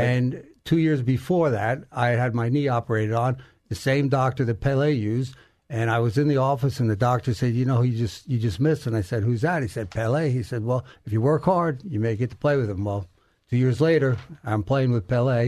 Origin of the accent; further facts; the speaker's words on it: Garden City, New York, United States; now in Texas, United States; New York, Garden City, New York, on Long Island